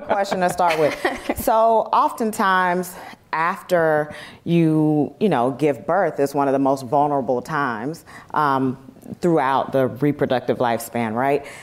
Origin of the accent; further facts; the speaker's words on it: South Carolina, United States; now in Los Angeles, United States; my hometown in South Carolina versus where I live now in Los Angeles